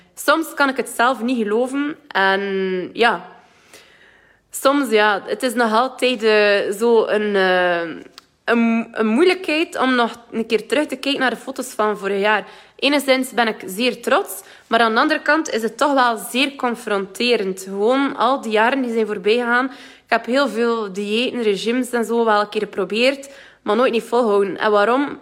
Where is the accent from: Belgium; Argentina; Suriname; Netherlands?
Belgium; West Flanders; accent: West Flemish; moved away; ik kan het niet verstoppen dat ik van West-Vlaanderen ben